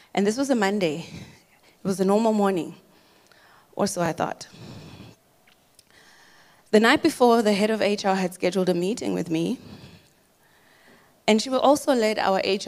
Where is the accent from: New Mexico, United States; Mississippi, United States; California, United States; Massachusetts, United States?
Massachusetts, United States; Boston; moved away; also born or lived in Zimbabwe; I was born in Zimbabwe and raised in the United States in Boston, Massachusetts. I'm a Boston girl